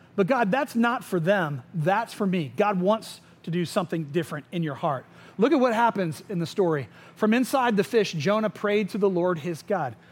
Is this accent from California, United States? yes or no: no; Winter Springs, Florida, United States; I grew up in Tuscaloosa, which is in Winter Springs.